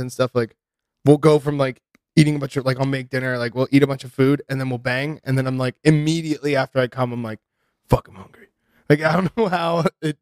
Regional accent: Ohio, United States; We had this restaurant where I grew up in Ohio

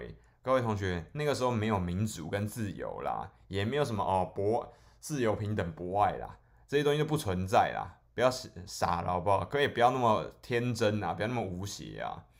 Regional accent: Guangdong, China; 对不起啊，我是广东人，所以嗰个鬼佬啊

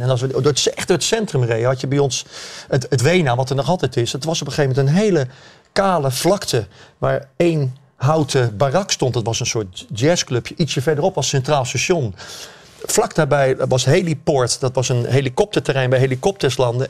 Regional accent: Rotterdam, South Holland, Netherlands; Ik ben geboren en getogen in Rotterdam, ik ben van 1957

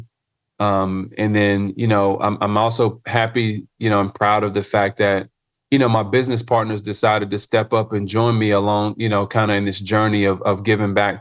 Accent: Charlotte, North Carolina, United States; I'm a native Charlottean, right? So I grew up right here in Charlotte, North Carolina

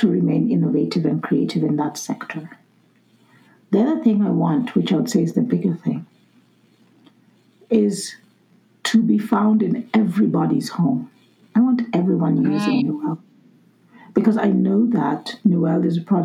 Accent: Kenya; moved away; I'm originally from Kenya.

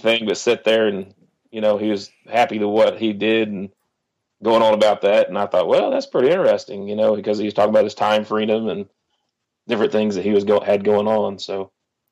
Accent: Oklahoma, United States; I was born and raised in Oklahoma

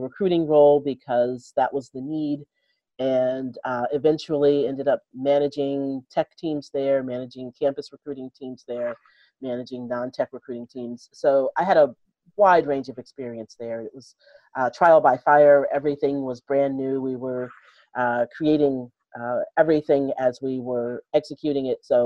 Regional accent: Detroit, Michigan, United States; moved away as an adult; also born or lived in Chicago; now in Seattle, United States; I grew up in Detroit

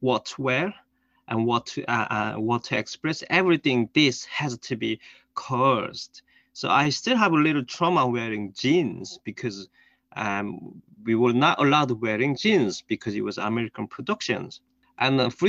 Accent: North Korea; English is a second language; moved away; I was born in North Korea

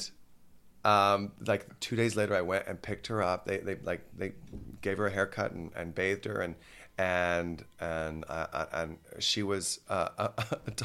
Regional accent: Texas, United States; now in New York City, United States; I'm from Texas

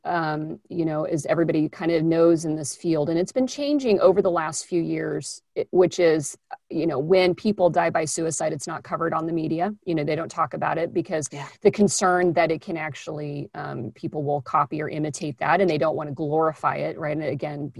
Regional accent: Kansas, United States; I'm from Kansas

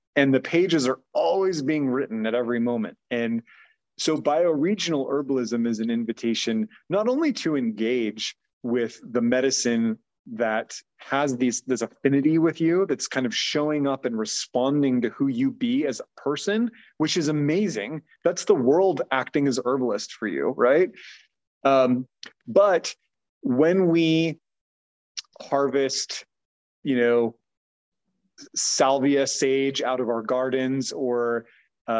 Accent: United States; mostly as American folks

